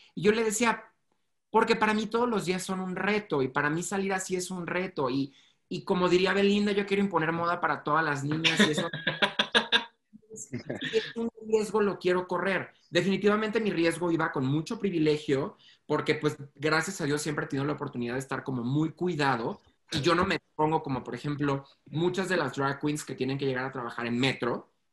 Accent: Mexico; soy mexicano

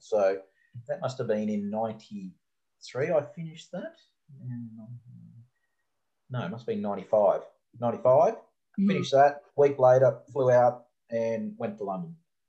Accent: Gold Coast, Queensland, Australia; also born or lived in Brisbane / England; Born and bred on the Gold Coast.

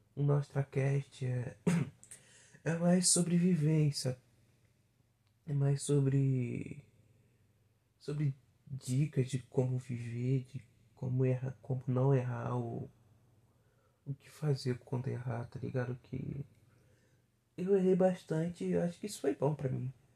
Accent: interior of Rio de Janeiro state, Brazil; Não, não sou carioca, sou fluminense. Assim, no interiorzinho aqui de, do Rio de Janeiro. Duas horas da capital.

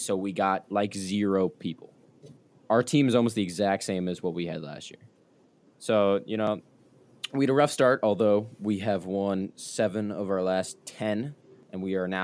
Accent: Chicago, Illinois, United States; I've born and raised in the Chicagoland area

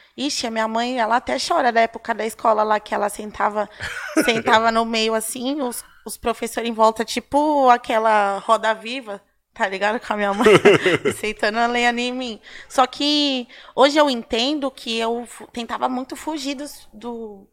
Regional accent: São Paulo, Brazil; Casa de Cultura do Ipiranga. Uhum ali na Tancredo Neves, é bem pertinho ali na, é na minha quebrada

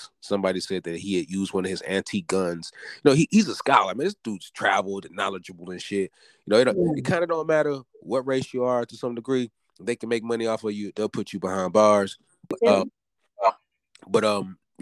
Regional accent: the South, United States; I'm from the South.

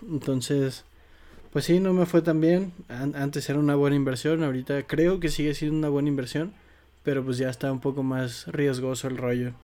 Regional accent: Mexico; como mexicano

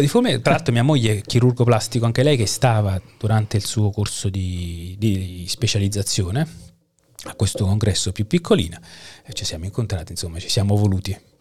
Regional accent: Caserta, Campania, Italy; moved away as an adult; also born or lived in Naples / Parma / Chelmsford; now in Kraków, Poland; Io uh, sono napoletano di nascita, okay. poi la, mi sono fatto la laurea alla seconda università di, scat- di staccamento di Caserta perché ho mm. abitato uh-huh. da quando avevo 8 anni a Caserta

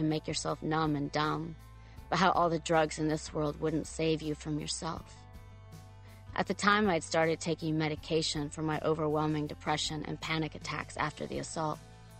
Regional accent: Tuscany, Italy; Italy, to the Tuscan countryside where I was born and raised. I was trying to find the stone barn I was born in on the Duke's property.

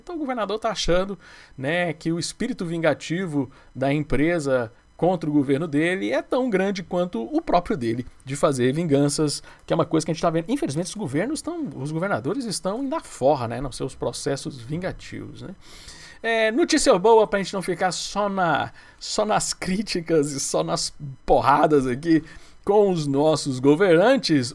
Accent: Goiás, Brazil; como eu sou de Goiás

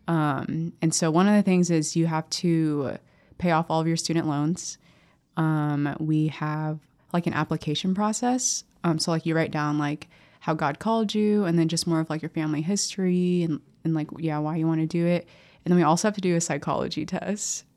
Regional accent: Lincoln, Nebraska, United States; growing up in Lincoln, seeing so many priests and sisters

